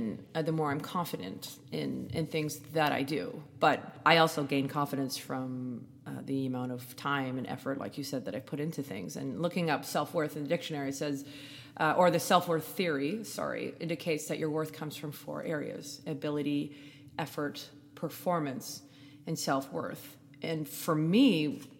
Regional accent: Canada; I'm Canadian

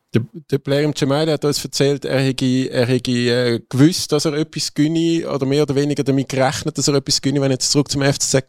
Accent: Zurich, Switzerland; wenn man wie ich aus Zürich kommt

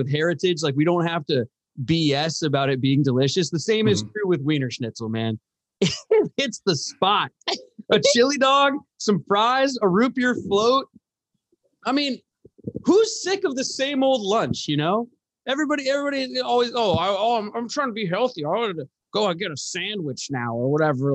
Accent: Edmonds, Washington, United States; I'm from Edmonds, born and raised

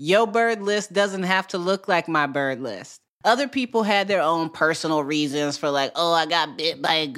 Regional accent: Midwest, United States; I grew up in the Midwest.

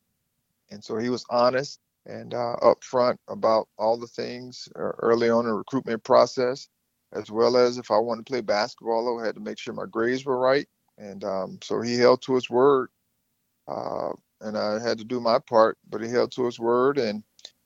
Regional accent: Thomasville, Georgia, United States; I grew up in Thomasville, which is about 45 minutes from Tallahassee

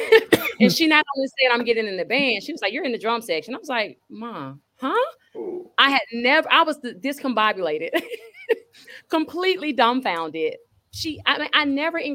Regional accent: Atlanta, Georgia, United States; also born or lived in Decatur, Georgia; I'm from Atlanta. I was born in Atlanta

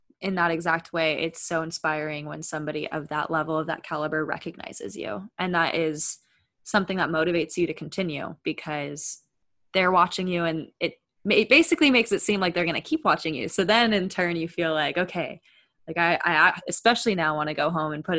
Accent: Bay Area, California, United States; I'm from the Bay Area

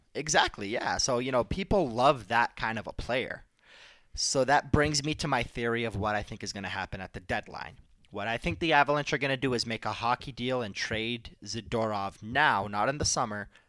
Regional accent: Detroit, Michigan, United States; I grew up in Detroit

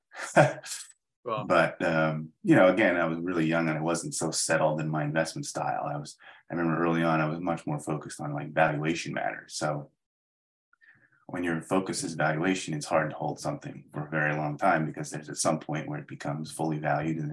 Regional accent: Gaithersburg, Maryland, United States; I grew up in Maryland, a little town called Gaithersburg

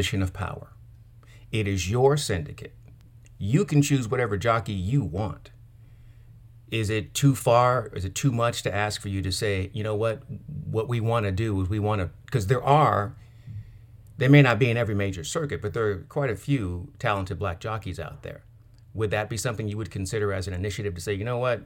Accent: California, United States; I'm from California, so we don't really have Waffle House

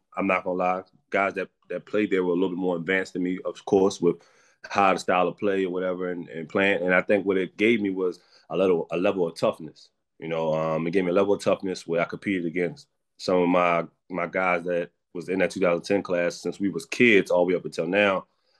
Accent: Baltimore, Maryland, United States; being a kid from West Baltimore, so I played my basketball in East Baltimore, so I already was kind of had the short end of the stick, you know, being from the West side and playing in the East side

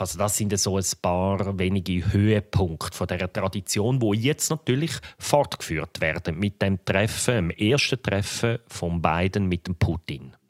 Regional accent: Switzerland; als Schweizer Journalist

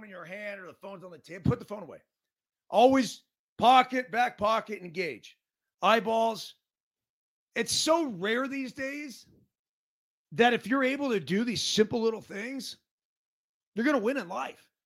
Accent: Truckee, California, United States; Bob from Pittsburgh. … from Truckee.

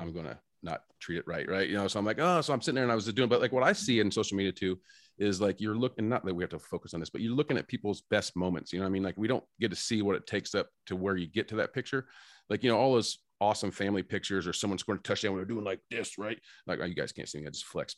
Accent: Indiana, United States; we're from Indiana

